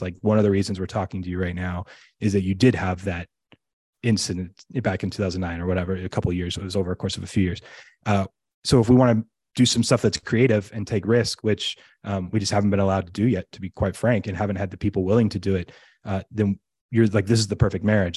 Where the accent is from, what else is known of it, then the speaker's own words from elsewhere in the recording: United States; as an American